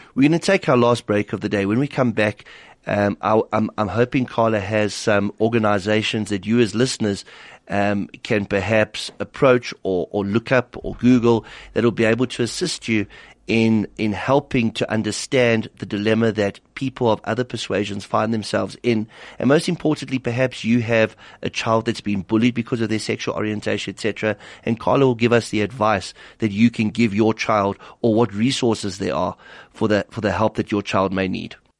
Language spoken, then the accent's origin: English; South Africa; as a South African